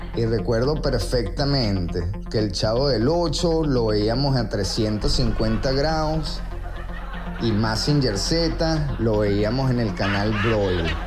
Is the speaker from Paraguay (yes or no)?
no; Venezuela; moved away; como venezolanos que nos vivimos la Venezuela de los 70, 80 y 90